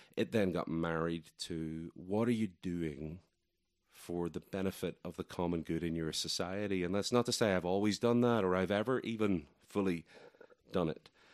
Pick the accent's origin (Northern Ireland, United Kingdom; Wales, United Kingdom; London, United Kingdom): Northern Ireland, United Kingdom; accent: Irish; moved away as an adult; now in Asheville, United States; I was born in Ireland. I lived there for the first three and a half decades or so of my life.